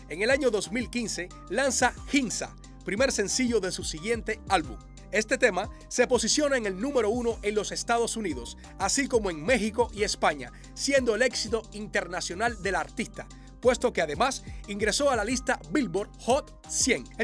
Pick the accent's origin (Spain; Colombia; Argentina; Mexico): Colombia; Medellín, Antioquia; soy de Medellín, Colombia.